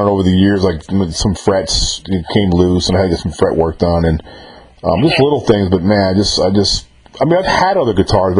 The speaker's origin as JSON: {"language": "English", "town": "Cold Spring", "region": "New York", "country": "United States", "tie": "born or raised there", "said": "I was born in Cold Spring, New York. It's the Hudson Valley."}